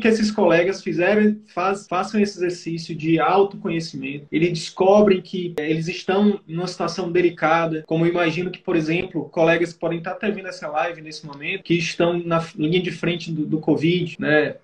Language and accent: Portuguese; Piauí, Brazil; eu sou do Nordeste, tá, professor? Eu sou do Piauí